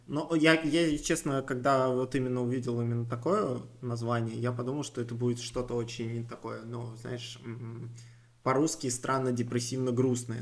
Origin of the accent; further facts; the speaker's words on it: Moscow, Russia; also born or lived in Solntsevo, Moscow; я, в принципе, вырос, можно сказать, в Крылатском